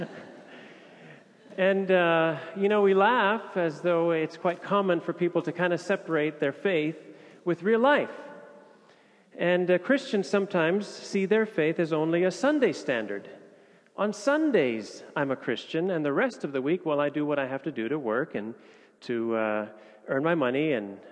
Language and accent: English; Indonesia; moved away as an adult; now in Copenhagen, Denmark; I was born and raised in Indonesia